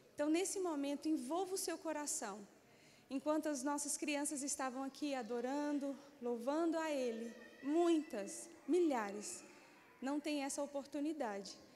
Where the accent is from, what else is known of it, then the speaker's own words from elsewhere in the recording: Paraíba, Brazil; now in Brasília, Brazil; Eu também sou paraibana.